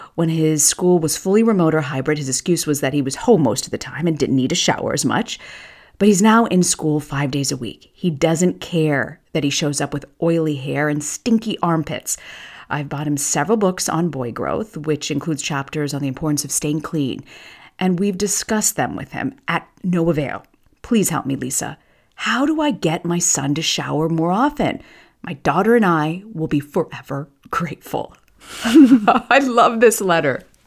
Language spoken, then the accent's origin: English; Tampa, Florida, United States; a girl who grew up in Tampa